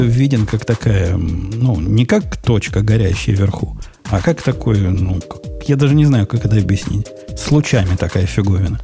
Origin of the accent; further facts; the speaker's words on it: Kropyvnytskyi, Kirovohrad Oblast, Ukraine; я из Кировограда